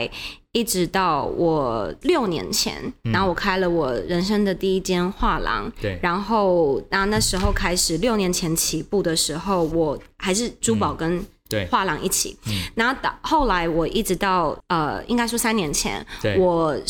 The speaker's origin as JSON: {"language": "Chinese", "country": "Taiwan", "tie": "born or raised there", "said": "跟我们一样都在台湾长大"}